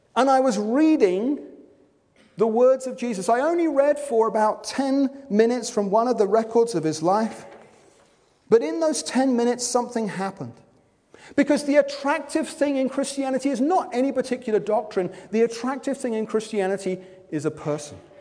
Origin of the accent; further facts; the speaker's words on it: Wimbledon, London, United Kingdom; I'm from Wimbledon.